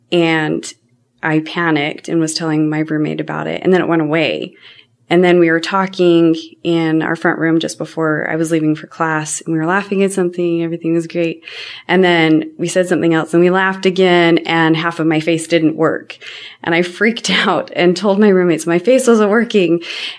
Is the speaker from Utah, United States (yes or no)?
yes; Cottonwood Heights, Utah, United States; I grew up in Cottonwood Heights, Utah. And my parents bought the my dad bought the house before I met my mom, and we've never moved. Still the same house that he bought then.